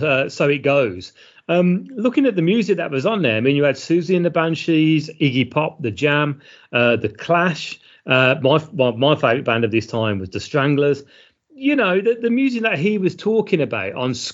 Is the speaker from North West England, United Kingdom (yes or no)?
no; Birmingham, West Midlands, United Kingdom; we're from Birmingham